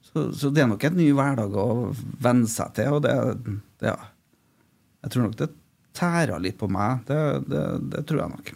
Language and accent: Norwegian; Trondheim, Trøndelag, Norway; also born or lived in Malvik; jeg er fra Trondheim